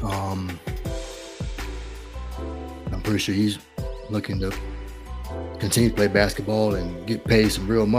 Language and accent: English; North Carolina, United States; My home state, the great state of North Carolina